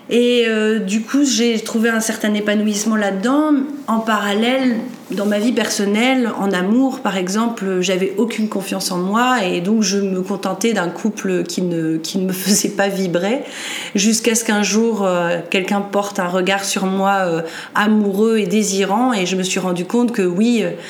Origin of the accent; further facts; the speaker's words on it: northern France, France; je suis originaire du nord de la France.